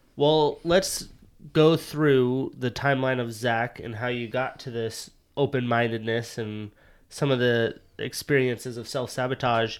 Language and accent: English; United States; moved away as an adult; now in Seattle, United States; I'm from Montana, Wyoming.